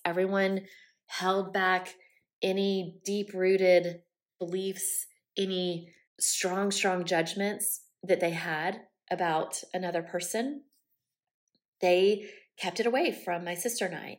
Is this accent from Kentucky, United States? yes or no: no; Columbia, South Carolina, United States; also born or lived in Aiken, South Carolina; I grew up in South Carolina, born and raised, heart of the South, deep South, was raised in Columbia, South Carolina